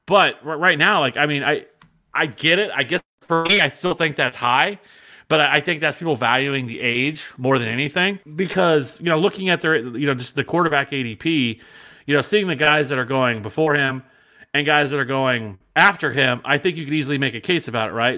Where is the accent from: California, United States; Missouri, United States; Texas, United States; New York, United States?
Missouri, United States; Kansas City; I'm from Kansas City